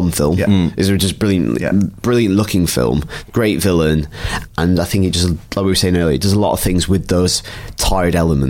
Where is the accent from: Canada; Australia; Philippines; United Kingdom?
United Kingdom; I'm British